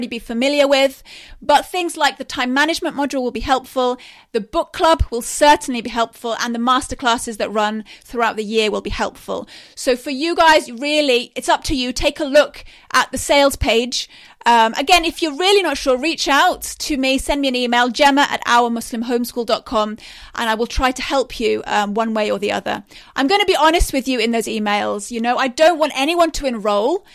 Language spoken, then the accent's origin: English; England, United Kingdom; I am from England